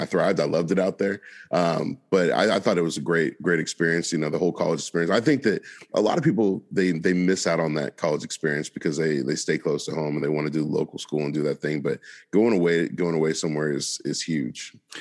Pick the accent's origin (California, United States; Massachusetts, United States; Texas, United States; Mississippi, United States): California, United States; Oakland; moved away as an adult; also born or lived in Atchison / Philadelphia; I'm from Oakland